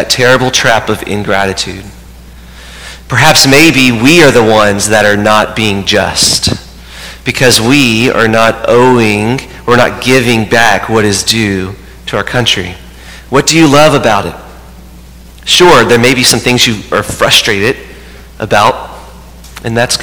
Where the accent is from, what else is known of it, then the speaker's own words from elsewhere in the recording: United States; we approach them first as a Catholic, but second as an American